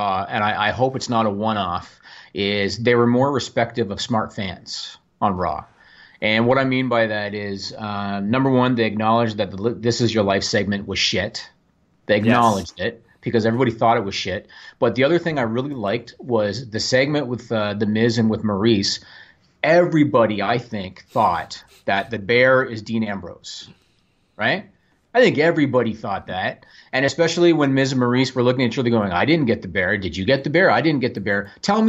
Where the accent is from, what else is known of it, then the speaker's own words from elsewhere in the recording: Canada; I am Canadian.